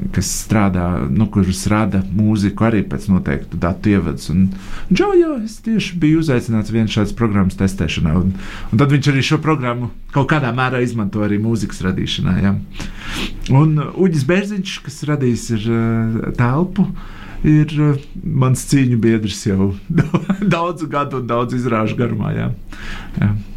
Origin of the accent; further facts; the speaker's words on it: Latvia; pēc mūsu vārdu uzvārdu galotnes, ka mēs esam no Latvijas